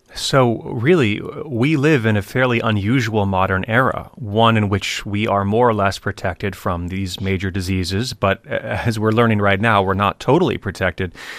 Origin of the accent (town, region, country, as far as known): United States